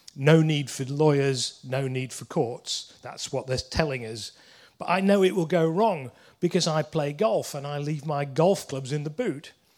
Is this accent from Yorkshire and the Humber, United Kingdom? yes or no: yes; Leeds, Yorkshire and the Humber, United Kingdom; I'm from Leeds